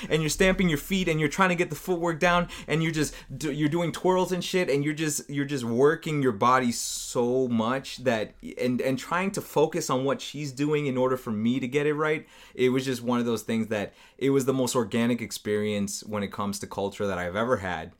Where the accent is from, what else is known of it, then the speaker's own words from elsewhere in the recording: United States; I'm from the United States